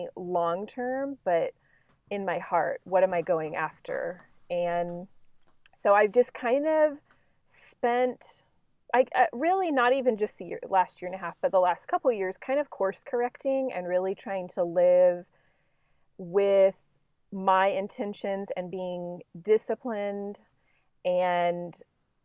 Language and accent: English; Tulsa, Oklahoma, United States; I grew up in Tulsa